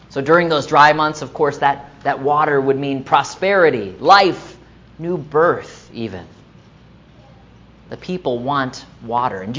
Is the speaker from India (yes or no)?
no; Delray Beach, Florida, United States; So many of you know I grew up in South Florida. Delray Beach is my hometown, where the summers are hot and muggy.